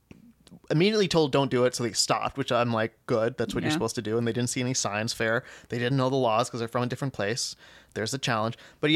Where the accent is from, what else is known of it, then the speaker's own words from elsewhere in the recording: New Mexico, United States; Okay, fine, we're from New Mexico, so we don't know the laws for Colorado.